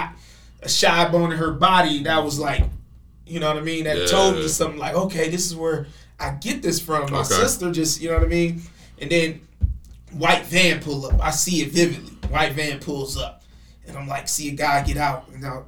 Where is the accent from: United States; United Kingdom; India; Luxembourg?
United States; Compton, California; now in Arizona, United States; growing up in Compton